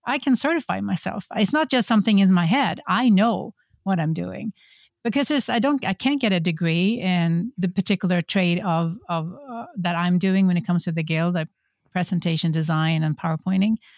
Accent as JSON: {"language": "English", "country": "Sweden", "moved": "yes", "lives_now": "Folsom, United States", "said": "I'm originally from Sweden, but I am a very European Californian"}